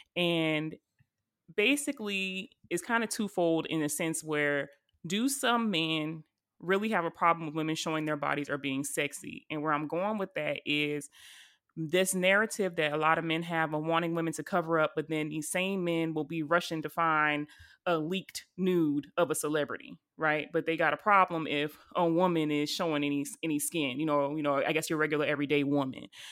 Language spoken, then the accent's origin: English; Charleston, South Carolina, United States; my hometown at the church in Charleston, South Carolina